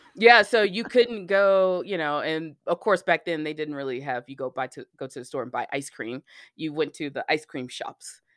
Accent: Alabama, United States; I lived, I grew up in Alabama

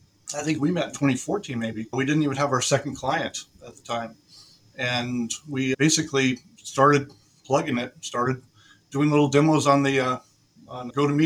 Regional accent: Puyallup, Washington, United States; moved away as an adult; also born or lived in Kirkland, Washington / Redmond, Washington; now in Denver, United States; I grew up in the Pacific Northwest, Washington State, born in Kirkland, Redmond, which is now all Microsoft and Amazon and everything else up that way, but moved down towards Puyallup, Washington

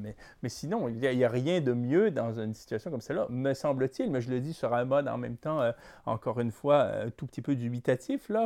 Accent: Quebec, Canada; Quand on est québécois

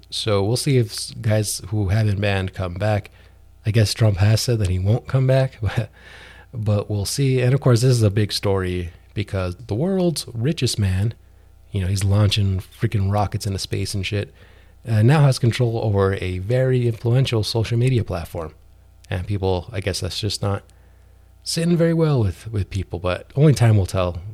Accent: New Mexico, United States; my home state of New Mexico

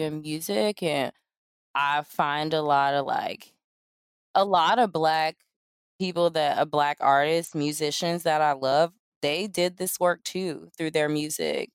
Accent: the South, United States; I'm from the South

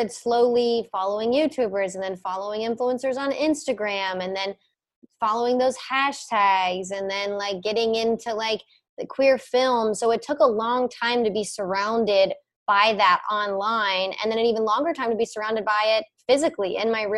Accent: Cincinnati, Ohio, United States; moved away; I'm from Cincinnati. I literally lived. I just moved. I lived right by the zoo.

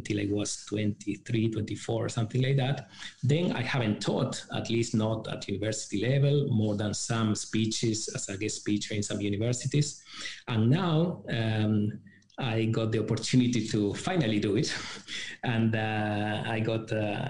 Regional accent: Uruguay; moved away as an adult; now in China; I started university in my home country, Uruguay.

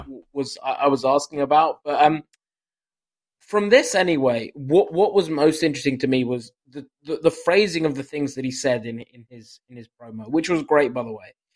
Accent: United Kingdom; as a Brit

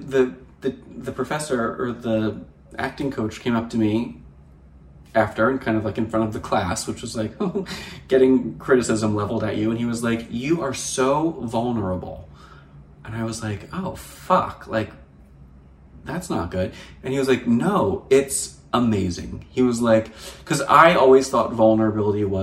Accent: New Jersey, United States; moved away as an adult; also born or lived in Hamptons, New York; now in Los Angeles, United States; I'm from New Jersey and we don't pump our gas in New Jersey

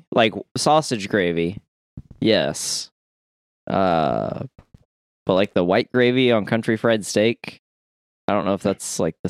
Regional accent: Indiana, United States; I'm from Indiana.

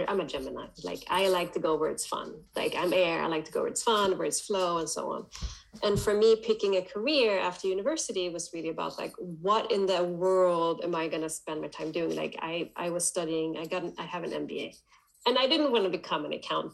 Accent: Sweden; I'm born and raised in Sweden

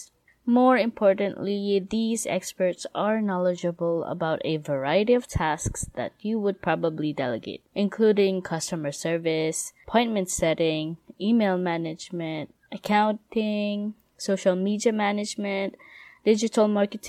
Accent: Philippines; I am a Filipino myself

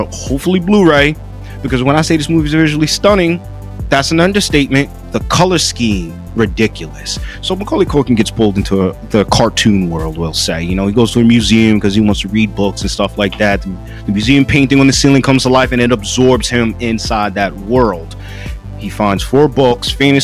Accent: New York, United States; now in North Carolina, United States; my home state, New York, and my new home state, North Carolina

